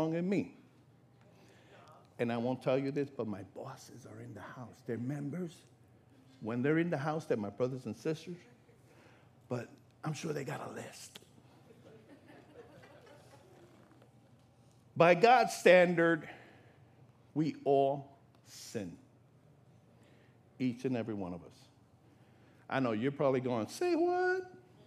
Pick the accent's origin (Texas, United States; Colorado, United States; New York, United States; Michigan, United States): New York, United States; now in Florida, United States; I'm from New York